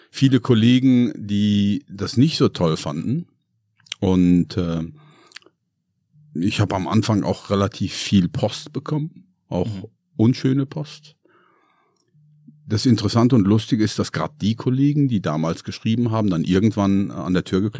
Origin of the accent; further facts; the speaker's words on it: Hagen, North Rhine-Westphalia, Germany; born there; also born or lived in Bavaria; now in Hamburg, Germany; Hamburg ist für mich neu. Ich bin gebürtig aus Hagen, war lange Zeit in Bayern.